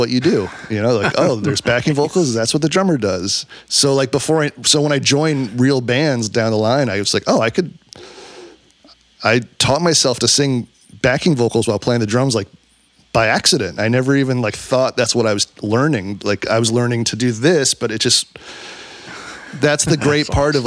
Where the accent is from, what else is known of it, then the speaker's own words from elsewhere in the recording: New York City, New York, United States; I grew up in New York City